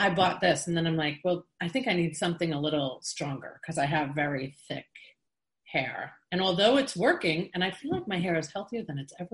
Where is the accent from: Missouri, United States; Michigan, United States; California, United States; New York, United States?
New York, United States; I'm from New York